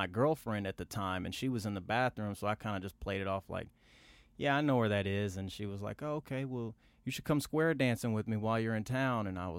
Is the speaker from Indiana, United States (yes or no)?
yes; Indianapolis, Indiana, United States; I said, I'm actually from out north. I'm from Indianapolis.